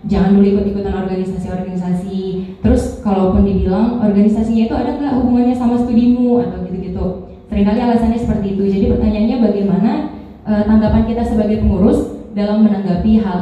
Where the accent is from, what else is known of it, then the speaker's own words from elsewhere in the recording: Jambi, Indonesia; dari Jambi.